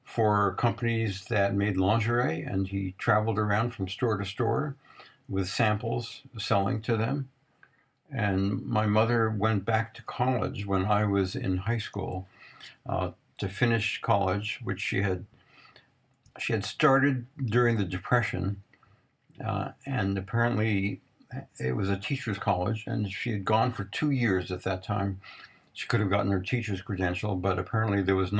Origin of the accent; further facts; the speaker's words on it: Jersey City, New Jersey, United States; I grew up in Jersey City, New Jersey